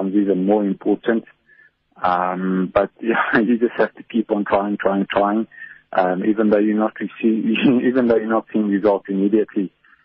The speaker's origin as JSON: {"language": "English", "country": "South Africa", "said": "as a South African"}